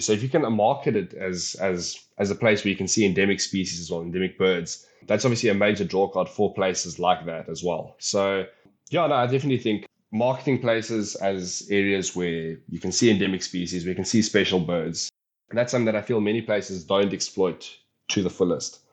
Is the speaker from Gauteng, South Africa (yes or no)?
no; Polokwane, Limpopo, South Africa; moved away as an adult; now in Western Cape, South Africa; coming from the Limpopo province, but I've decided to take a bird that I've grown up with, a bird that I've seen, obviously, on a, on a regular basis growing up in Polokwane